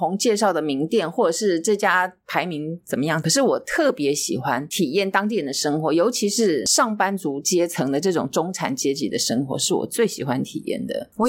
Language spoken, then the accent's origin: Chinese; Taiwan; 所以我们就跟他说我们是台湾人。